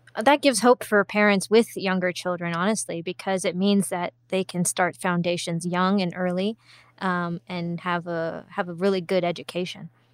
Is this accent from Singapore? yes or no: yes; Singapore; growing up in Singapore